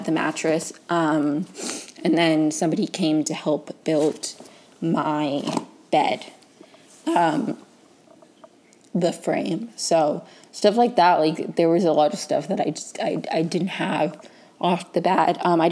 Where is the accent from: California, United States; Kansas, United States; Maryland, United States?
Maryland, United States; right outside of DC; moved away as an adult; now in Los Angeles, United States; I grew up in Maryland right outside of DC